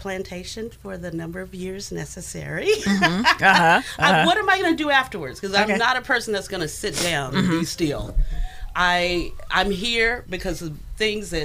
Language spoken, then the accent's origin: English; Yuma, Arizona, United States; also born or lived in Tennessee; now in Sacramento, United States; I am originally from Yuma, Arizona, actually.